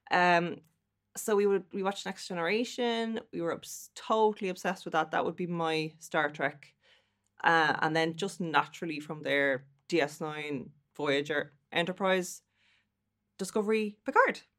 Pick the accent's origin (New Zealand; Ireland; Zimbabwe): Ireland; Dublin, Leinster; now in Athlone, Ireland; I come from Dublin and I live in the Midlands now in lovely Athlone.